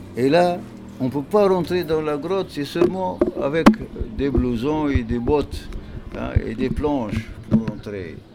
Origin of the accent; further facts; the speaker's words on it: central Tunisia, Tunisia; je viens du centre de la Tunisie